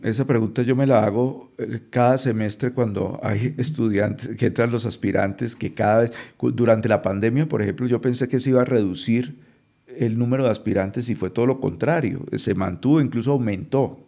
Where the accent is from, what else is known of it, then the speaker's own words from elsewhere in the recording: Cali, Valle del Cauca, Colombia; moved away as an adult; also born or lived in Europe; now in Bogotá, Colombia; Yo viví, si hago la cuenta, viví en Cali, eh, que es la ciudad donde yo nací, eh, 30 años y yo casi no salía de Cali